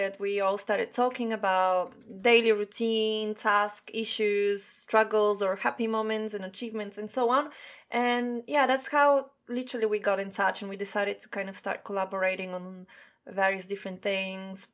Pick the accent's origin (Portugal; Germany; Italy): Italy; moved away as an adult; now in London, United Kingdom; I'm originally from Italy